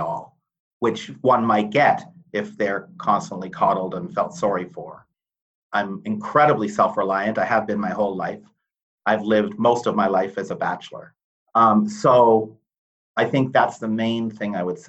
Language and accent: English; Toronto, Ontario, Canada; I grew up in Toronto